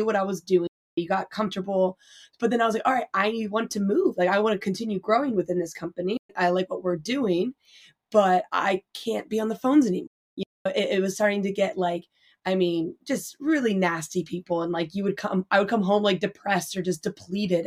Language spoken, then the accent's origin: English; Northern Virginia, United States; moved away; also born or lived in Philadelphia area; I'm from the Northern Virginia